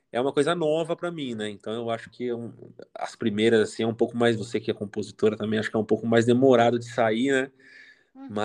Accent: São Paulo, Brazil; Eu sou, eu sou de São Paulo, capital.

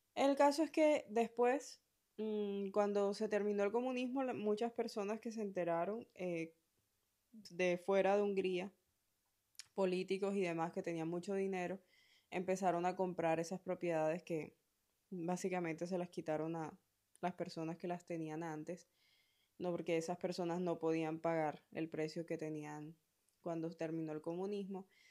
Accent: Colombia; moved away as an adult; also born or lived in Spain; mi primer viaje fuera de Colombia, que fue cuando me vine a España a hacer la maestría

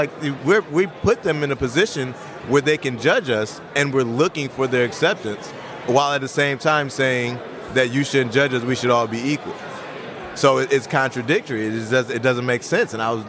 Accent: Alabama, United States; Growing up in Alabama, and I had 2-3 cousins that were killed directly from the Klan, directly from Jim Crow.

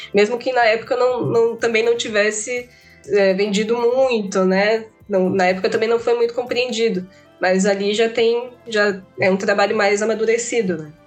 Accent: Maceió, Alagoas, Brazil; eu sou de Maceió

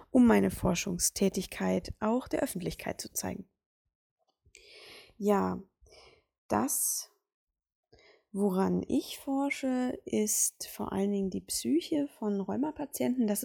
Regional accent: Berlin, Germany; born there; ich bin 1991 in Berlin geboren, mittlerweile 29 Jahre alt

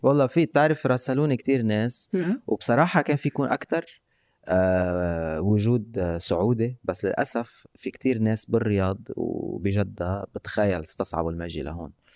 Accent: Lebanon; نحن بلبنان

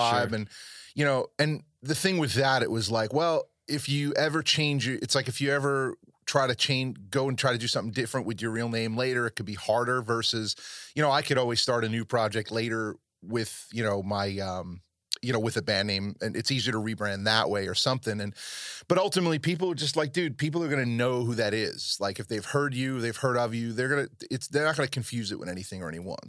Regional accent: New York area, United States; I come from the New York area

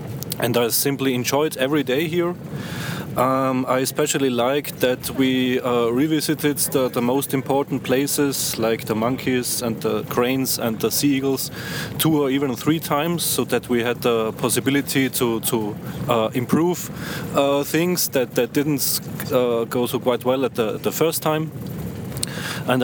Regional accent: Villach, Carinthia, Austria; from Villach in Austria

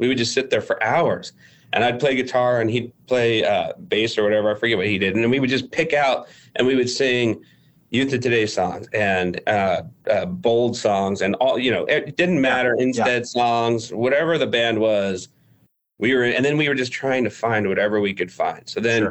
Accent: California, United States; my parents are from California. I'm from California.

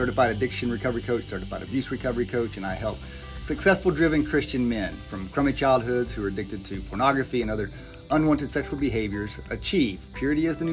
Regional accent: Searcy, Arkansas, United States; moved away; I'm from Searcy, about 2 hours north of here.

